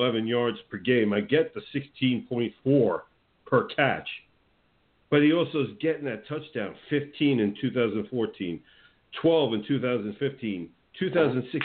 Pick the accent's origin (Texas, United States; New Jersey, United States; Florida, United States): New Jersey, United States; Teaneck; moved away; where I grew up in good old Teaneck, New Jersey